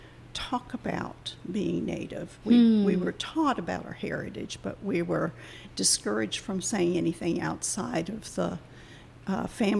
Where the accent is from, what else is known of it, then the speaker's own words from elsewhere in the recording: Upper Peninsula, Michigan, United States; moved away as an adult; now in Charleston, United States; I am Ojibwe from Upper Peninsula, Michigan